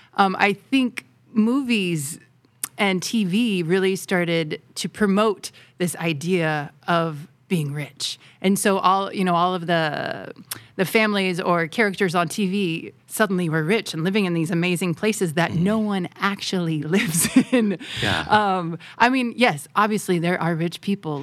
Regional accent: Southeast, United States; moved away as an adult; now in Thailand; in the southeast where I'm from

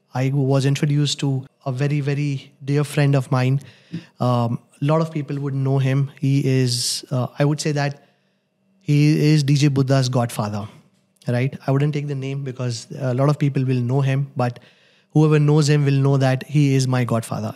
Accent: Gujarat, India; moved away as an adult; also born or lived in Mumbai, India; now in Dubai, United Arab Emirates; I am born in Gujarat. I've done my schooling in Gujarat.

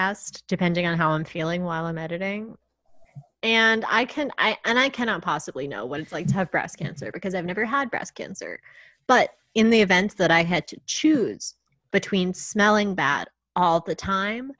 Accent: Long Island, New York, United States; my hometown

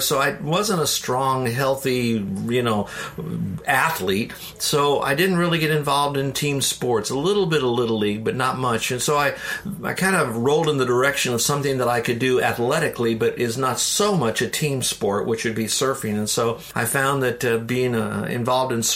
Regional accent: Downers Grove, Illinois, United States; moved away; also born or lived in Florida; I was born in Chicago, a suburb of Chicago called Downers Grove, which is near Wheaton

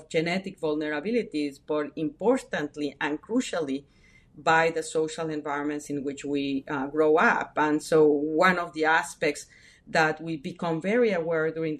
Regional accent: Mexico; moved away; I was brought up in Mexico, first family immigrations, the first one generation to be born in Mexico

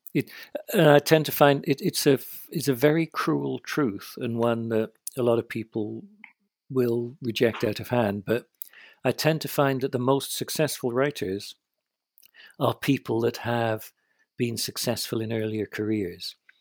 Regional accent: United Kingdom; I'm British

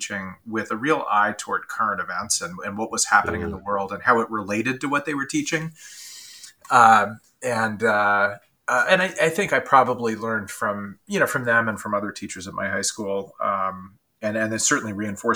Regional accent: San Diego, California, United States; moved away; also born or lived in New York City; I grew up in San Diego, California, which is just about the nicest city you can imagine.

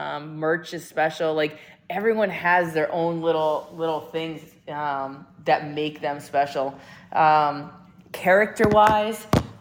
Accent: Massachusetts, United States; moved away; I'm from Massachusetts.

